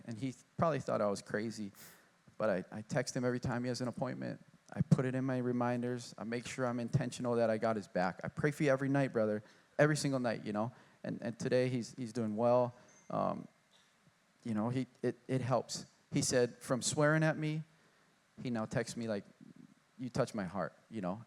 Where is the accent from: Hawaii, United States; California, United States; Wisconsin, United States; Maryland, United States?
Hawaii, United States; Honolulu; I grew up in Kaimaki, going to Catholic school